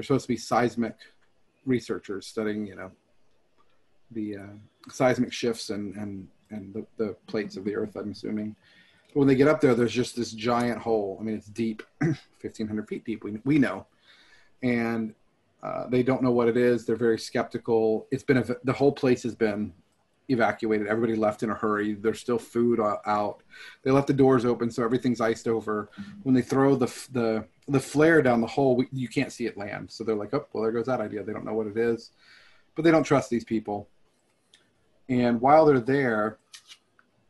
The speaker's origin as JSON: {"language": "English", "region": "Texas", "country": "United States", "said": "I'm from Texas"}